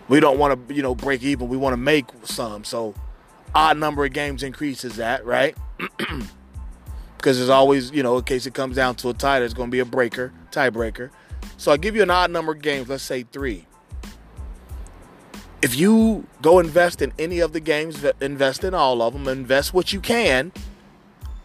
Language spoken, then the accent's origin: English; Cincinnati, Ohio, United States; my hometown Cincinnati